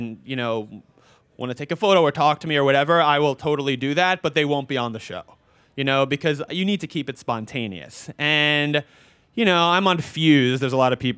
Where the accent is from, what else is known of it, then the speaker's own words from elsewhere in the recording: New York City, New York, United States; I grew up in New York. I grew up in Forest Hills.